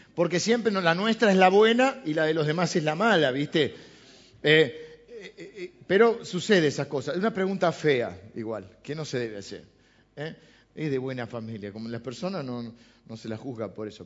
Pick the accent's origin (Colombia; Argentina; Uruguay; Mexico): Argentina; los argentinos de los barcos, ¿no? Porque es así, descendemos de los barcos.